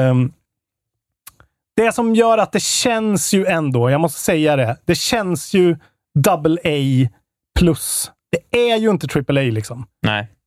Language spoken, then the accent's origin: Swedish; Karlstad, Värmland, Sweden; Vi är fan från Karlstad båda två.